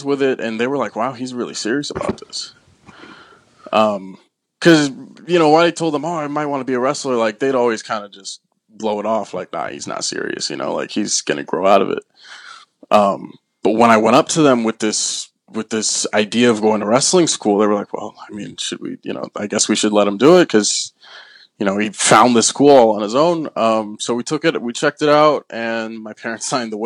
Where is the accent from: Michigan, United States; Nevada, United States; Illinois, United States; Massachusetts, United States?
Nevada, United States; Las Vegas; I was born and raised in Las Vegas, Nevada